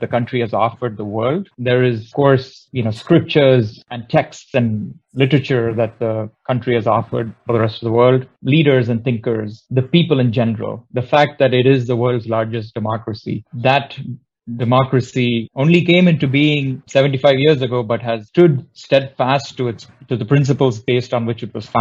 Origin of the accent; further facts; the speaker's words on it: Chennai, Tamil Nadu, India; moved away as an adult; also born or lived in Bangalore / Michigan; now in Tustin, United States; I was born in a city called Bangalore and grew up in my hometown, which is Chennai. Moved to the US in 2004